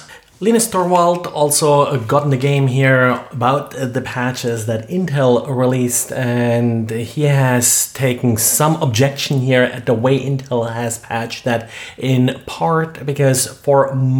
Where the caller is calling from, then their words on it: Jacksonville, Florida, United States; today I'm recording from Jacksonville, Florida.